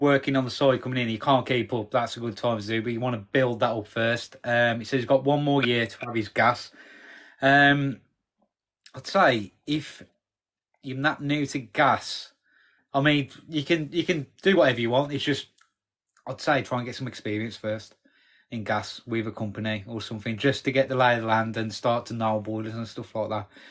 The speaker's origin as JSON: {"language": "English", "town": "Wednesbury", "region": "West Midlands", "country": "United Kingdom", "tie": "born or raised there", "lives_now": "Walsall, United Kingdom", "said": "I grew up in Wensbury."}